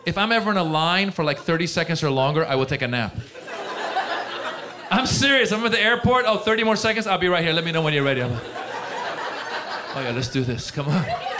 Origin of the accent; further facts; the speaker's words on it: Iran; moved away; I'm originally from Iran